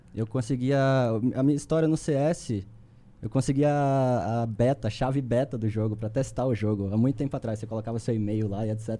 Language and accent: Portuguese; Recife, Pernambuco, Brazil; moved away as an adult; also born or lived in São Paulo; eu sou, eu sou de Recife, sou recifense